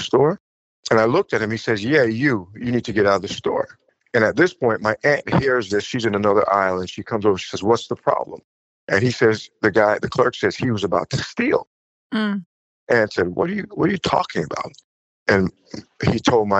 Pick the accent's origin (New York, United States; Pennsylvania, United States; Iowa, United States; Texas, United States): New York, United States; Huntington; moved away as an adult; also born or lived in Jamaica / France; now in Fontainebleau, France; I was born in Jamaica, and Jamaica is 95 to 99% Black. And moving to the States, we moved to Long Island, Huntington